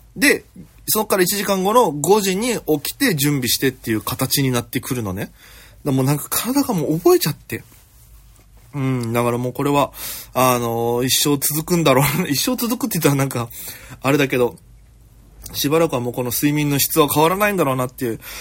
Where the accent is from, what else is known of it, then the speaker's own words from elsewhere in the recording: Okinawa, Japan; moved away as an adult; now in Tokyo, Japan; 私、県出身で、現在東京でフリーのピン芸人として活動しております